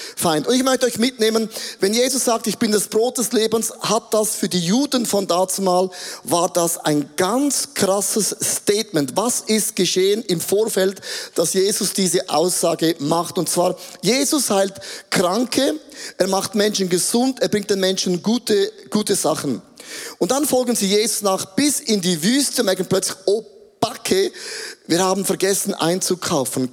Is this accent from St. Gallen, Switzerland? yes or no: yes; Grabs, St. Gallen, Switzerland; Ich bin geboren in Grabs, St. Gallen, Bethlehem